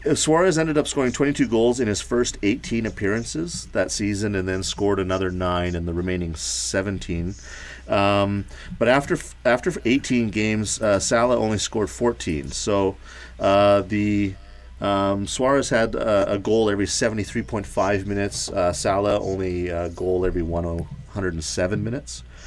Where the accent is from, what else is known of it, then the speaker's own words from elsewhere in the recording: Thompson, Manitoba, Canada; my hometown in Thompson